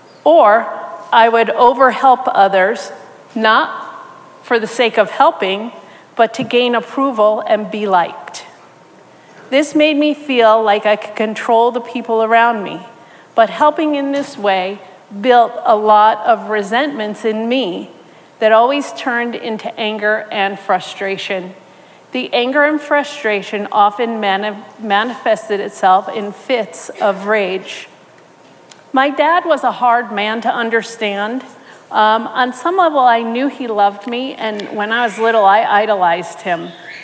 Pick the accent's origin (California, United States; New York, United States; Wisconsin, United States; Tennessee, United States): New York, United States; born or raised there